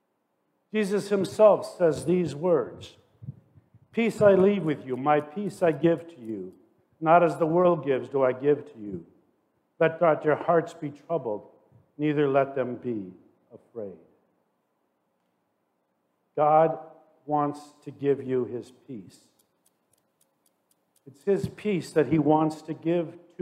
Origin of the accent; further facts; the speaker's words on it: Forest Park, Illinois, United States; I grew up in Forest Park, Illinois, suburban Chicago